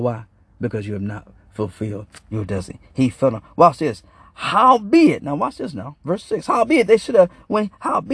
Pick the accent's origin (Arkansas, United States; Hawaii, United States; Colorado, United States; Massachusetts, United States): Arkansas, United States; now in Michigan, United States; I'm from Arkansas